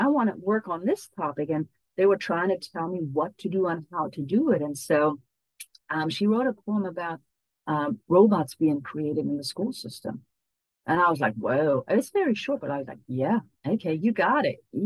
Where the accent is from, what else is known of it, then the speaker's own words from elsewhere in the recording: Hamburg, Germany; moved away as an adult; also born or lived in United States; I moved from Germany to the US all by myself. Now I moved back.